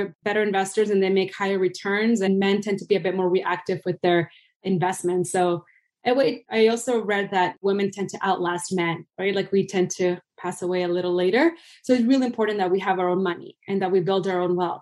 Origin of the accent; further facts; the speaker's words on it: Venezuela; moved away; I'm originally from Venezuela